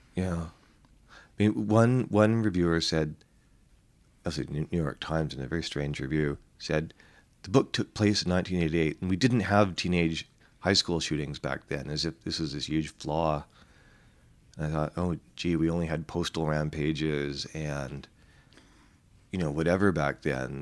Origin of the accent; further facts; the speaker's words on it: Vancouver, British Columbia, Canada; I'm from Vancouver, which is basically just an isotope of San Francisco